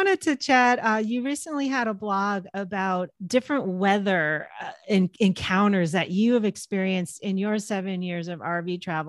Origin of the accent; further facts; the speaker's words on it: West Coast, United States; I'm from the West Coast as well.